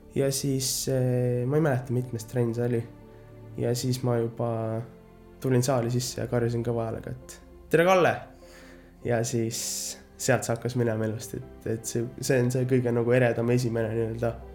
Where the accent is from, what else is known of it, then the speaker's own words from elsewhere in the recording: Märjamaa, Rapla County, Estonia; now in United States; sündisin Raplas, aga no kasvanud olen ikkagist Märjamaal